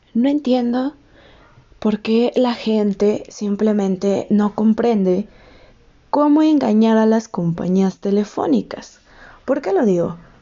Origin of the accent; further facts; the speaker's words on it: Mexico; Yo soy de México